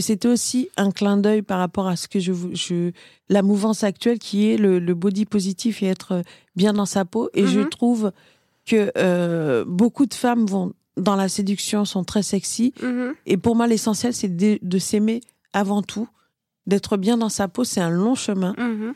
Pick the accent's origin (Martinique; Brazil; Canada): Martinique; je suis martiniquaise, mélange Martinique-Inde